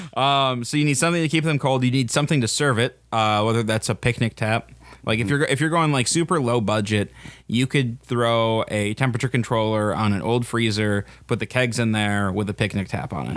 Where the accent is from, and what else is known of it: Wisconsin, United States